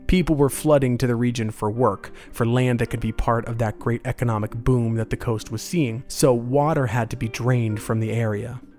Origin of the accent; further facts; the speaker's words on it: Florida, United States; growing up in Florida